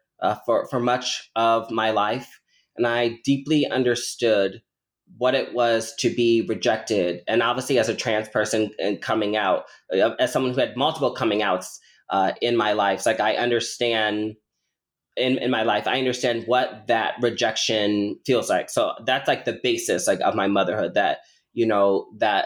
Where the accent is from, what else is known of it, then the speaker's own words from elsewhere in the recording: Omaha, Nebraska, United States; now in Illinois, United States; I was born and raised in Omaha, Nebraska